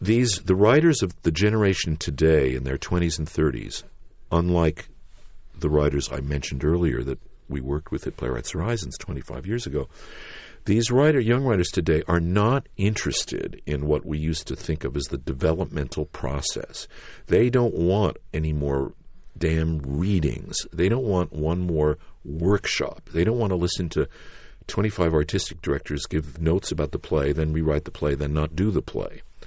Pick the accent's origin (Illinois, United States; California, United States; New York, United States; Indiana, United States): New York, United States; New York City; I was born in Manhattan